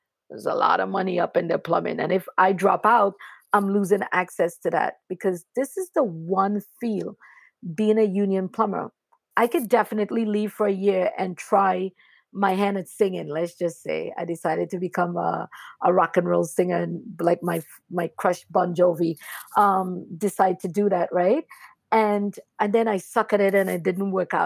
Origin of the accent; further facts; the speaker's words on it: Trinidad & Tobago; moved away; I grew up really poor in Trinidad and Tobago and being an immigrant.